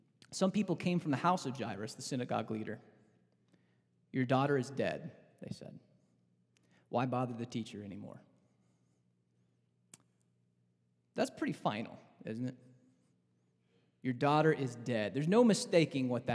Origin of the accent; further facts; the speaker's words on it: Southern Illinois, United States; I'm from Southern Illinois